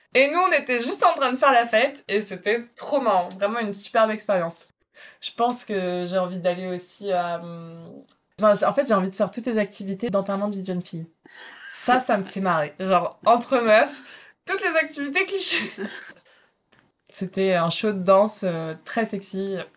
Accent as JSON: {"language": "French", "region": "Brittany", "country": "France", "said": "je suis bretonne"}